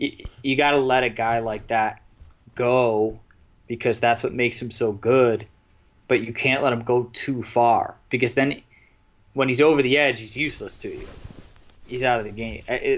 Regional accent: Buffalo, New York, United States; moved away; I saw enough growing up in Buffalo, and I see enough being back there to not be surprised by that city.

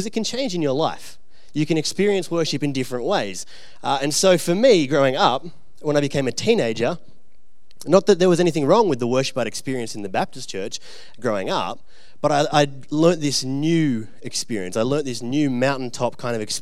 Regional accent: Orange, New South Wales, Australia; also born or lived in Bathurst, Australia; I grew up out in Orange and Bathurst, which is like way, way away from here

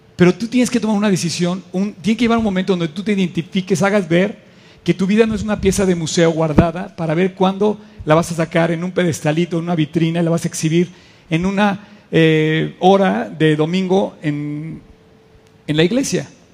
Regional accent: Mexico; como mexicanos

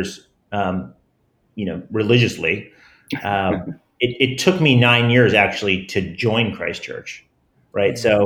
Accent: New Jersey, United States; I grew up in New Jersey, very middle class

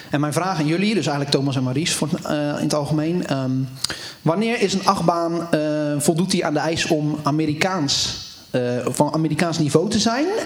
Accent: Zeeland, Netherlands; ben geen Rotterdammer, ik kom uit Zeeland.

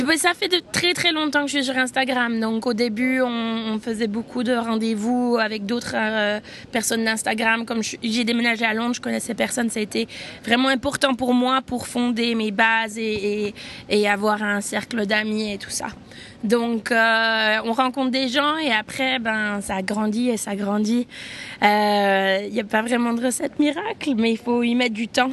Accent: Switzerland; Je suis suisse.

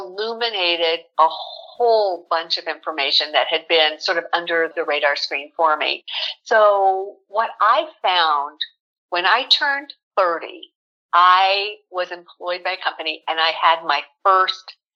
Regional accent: South Pasadena, California, United States; I was born here in Southern California. I'm one of those rare Southern California natives. Grew up in South Pasadena

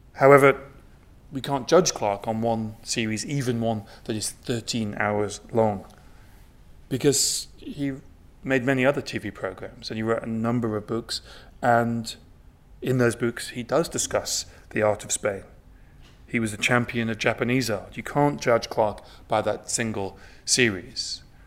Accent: Newcastle upon Tyne, North East England, United Kingdom; I grew up in Newcastle upon Tyne, not very far um, south of the border from here

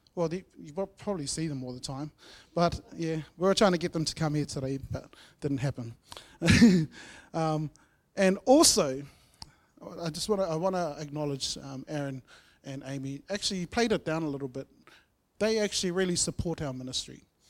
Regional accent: Masterton, Wellington, New Zealand; moved away; I grew up in Masterton

